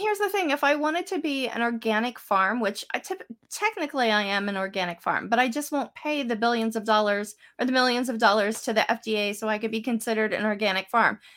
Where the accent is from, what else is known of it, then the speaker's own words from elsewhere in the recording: State College, Pennsylvania, United States; I grew up in State College.